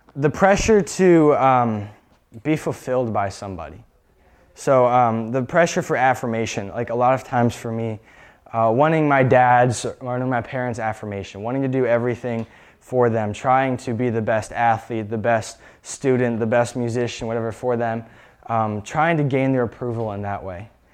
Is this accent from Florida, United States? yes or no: no; Erie, Pennsylvania, United States; I was born in Erie, Pennsylvania